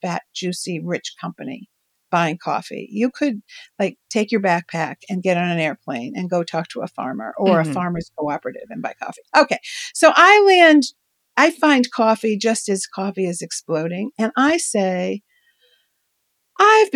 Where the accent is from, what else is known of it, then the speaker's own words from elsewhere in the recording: New York, United States; As a New Yorker girl who knew nothing about, you know, whose parents grew tomatoes in the suburbs